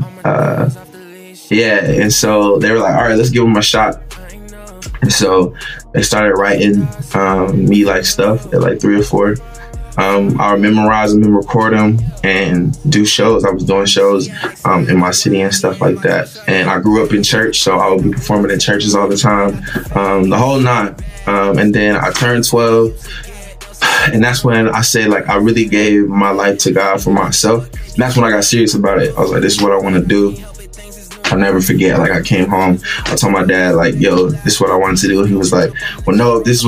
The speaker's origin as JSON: {"language": "English", "town": "Bristol", "region": "Virginia", "country": "United States", "tie": "born or raised there", "said": "I'm from Bristol, Virginia. Born and raised"}